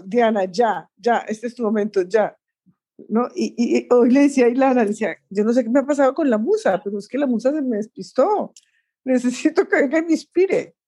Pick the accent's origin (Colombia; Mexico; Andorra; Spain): Colombia; en Colombia también tenemos una que, es de la eterna primavera, que es Bucaramanga